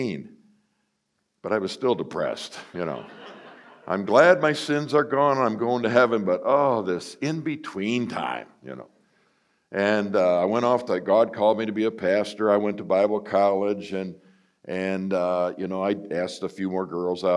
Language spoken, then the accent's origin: English; Buffalo, New York, United States; I grew up in Buffalo, New York